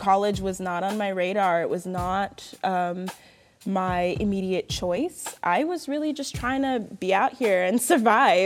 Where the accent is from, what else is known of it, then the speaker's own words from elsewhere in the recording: Bristow, Virginia, United States; moved away; also born or lived in Florida; I currently live in Bristow, Virginia. I grew up in Bristow, moved to Florida for about 7 years, graduated high school at a performing arts high school